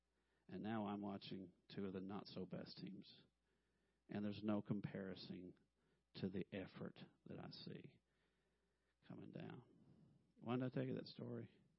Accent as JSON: {"language": "English", "region": "Arkansas", "country": "United States", "tie": "born or raised there", "moved": "as an adult", "lives_now": "Missouri, United States", "said": "My wife and I grew up in Arkansas. We moved to Missouri, and we've spent more than half of our life in Missouri now."}